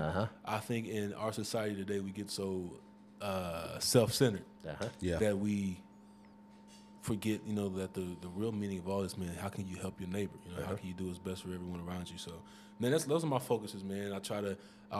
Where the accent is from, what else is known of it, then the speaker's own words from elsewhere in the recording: Marion, Indiana, United States; I'm born and raised in Marion, Indiana